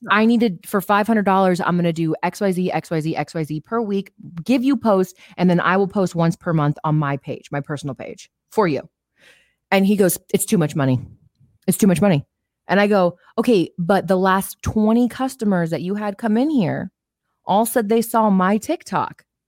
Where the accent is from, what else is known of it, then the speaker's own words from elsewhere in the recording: Las Vegas, Nevada, United States; I grew up in Vegas my whole life